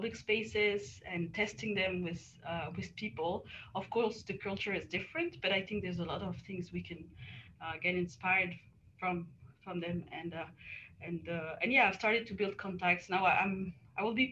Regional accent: the French Alps, France; moved away as an adult; also born or lived in Lausanne, Switzerland; now in Australia; I was born and raised in the Alps

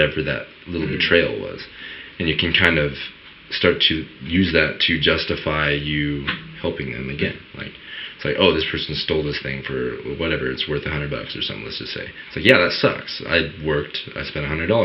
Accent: United States; I grew up in Woolley. I was born and raised.

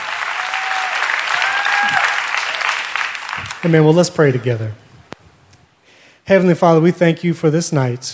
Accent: New York, United States; moved away; So I grew up in New York. I'm a New Yorker

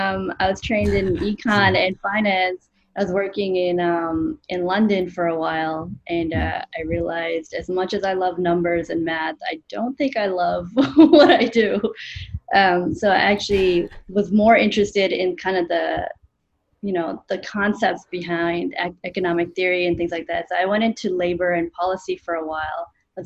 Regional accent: India; also born or lived in Canada; now in United States; so I'm an immigrant. You know, I grew up in India, then we moved to Canada, then we moved to the U.S.

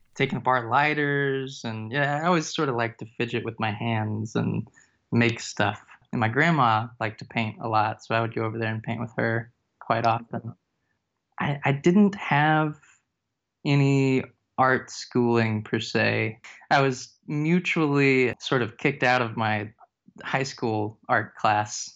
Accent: East Texas, United States; now in Fayetteville, United States; From Texas, actually, I'm from East Texas

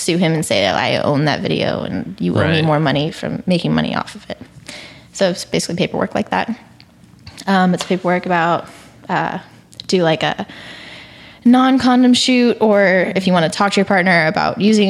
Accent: California, United States; now in Texas, United States; I'm from California, but I live in Texas.

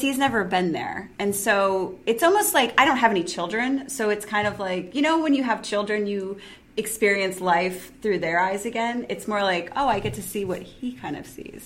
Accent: Ohio, United States; growing up in Ohio, you don't see a lot of like diverse environments all the time

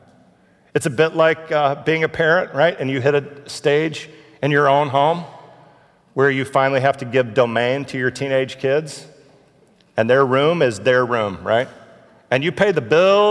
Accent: Houston, Texas, United States; I'm from Houston.

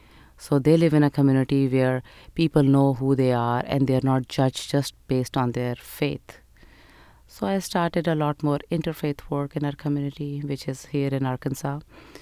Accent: Pakistan; moved away as an adult; now in United States; I was born and raised in Pakistan, and I came to America for higher education almost 22 years ago.

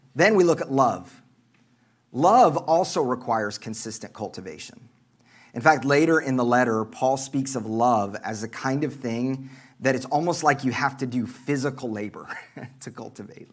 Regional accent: Oklahoma, United States; moved away; I'm from Oklahoma

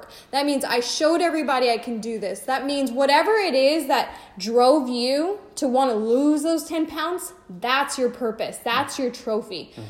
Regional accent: Riverside, California, United States; Our home base is Riverside

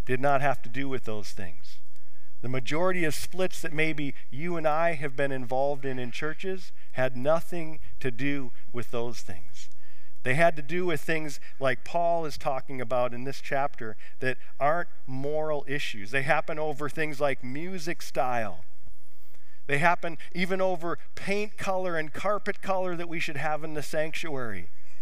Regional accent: United States; as American Christians

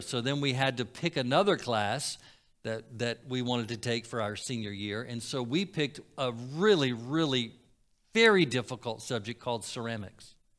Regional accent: Florida, United States; Growing up in Florida

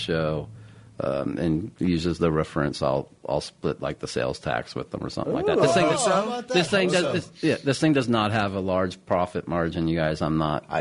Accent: Southern California, United States; I grew up in Southern California

